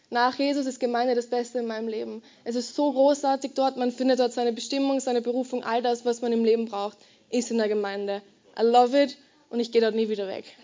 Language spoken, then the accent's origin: German; Garden, Lower Austria, Austria; Ich bin in Garden ähm, aufgewachsen, das kennst du ziemlich sicher nicht. Das ist ein ziemlich kleines Dorf in ähm, Niederösterreich.